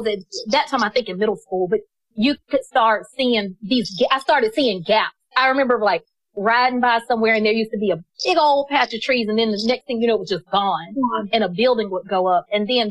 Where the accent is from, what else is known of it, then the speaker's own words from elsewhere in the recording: Atlanta, Georgia, United States; I'm just from Atlanta. My family's been here for five generations